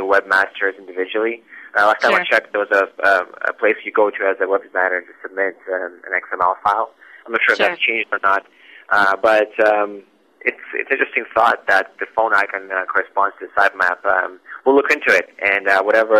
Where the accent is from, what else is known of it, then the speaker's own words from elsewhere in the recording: Russia; moved away as an adult; now in Vancouver, Canada; I was born in Russia, and I came to Vancouver, BC, roughly 9 years ago.